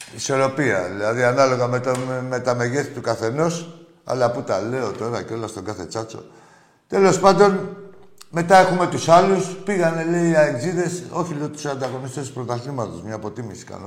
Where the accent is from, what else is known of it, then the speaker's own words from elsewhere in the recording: Piraeus, Attica, Greece; από τον Πειραιά και δουλεύω στο λιμάνι